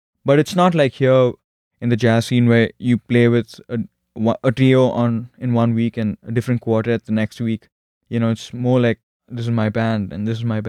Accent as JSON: {"language": "English", "town": "Bangalore", "region": "Karnataka", "country": "India", "said": "I'm from Bangalore, which is in a state called Karnataka."}